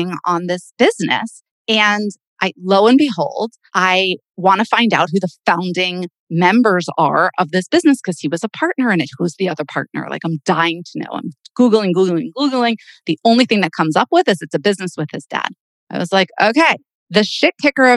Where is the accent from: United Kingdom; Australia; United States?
United States; Boca Raton, Florida; I am still from Boca Raton, Florida